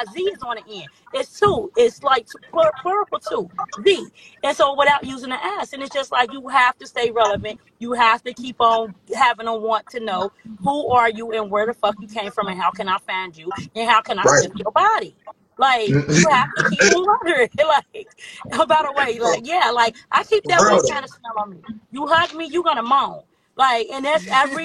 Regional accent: Cincinnati, Ohio, United States; We're from Cincinnati, Ohio

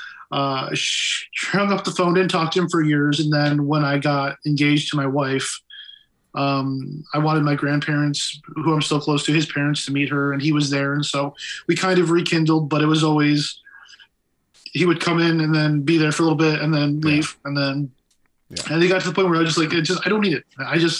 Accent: Big Rapids, Michigan, United States; also born or lived in Flint, Michigan; he moved us over to Big Rapids

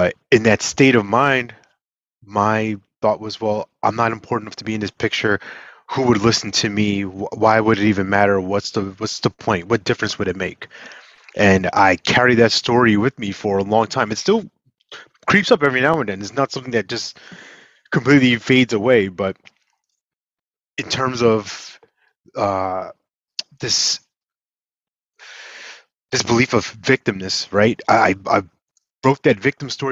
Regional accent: New York, United States; moved away; I'm originally from New York

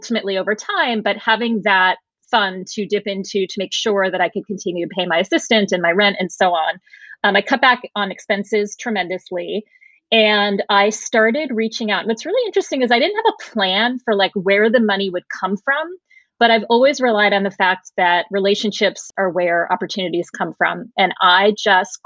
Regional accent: Norwalk, Connecticut, United States; I grew up in Norwalk, Connecticut, you know, the burbs

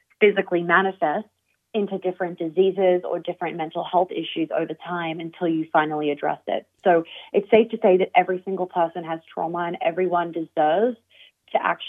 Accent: Australia; now in United States; me being Australian and now living in the US

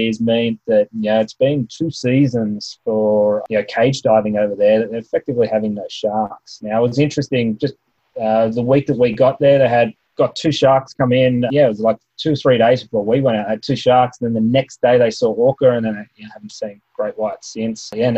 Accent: Australia; They might not know I'm Australian, they might not speak my dialect

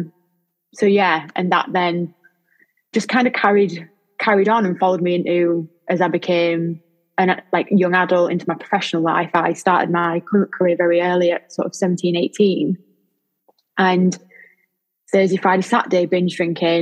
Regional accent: Lincoln, East Midlands, United Kingdom; from Lincoln

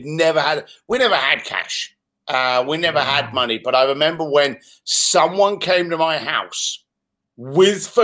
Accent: London, United Kingdom; moved away as an adult; also born or lived in Reading / Hong Kong; now in United States; I was born in Reading, just outside of London, and raised in East London.

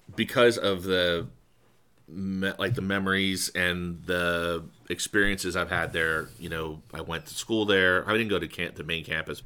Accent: State College, Pennsylvania, United States; moved away; my hometown, so State College

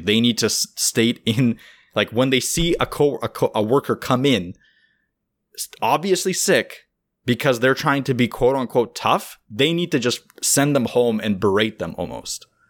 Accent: Russia; now in Canada; My, my wife is from Russia, I'm from Russia.

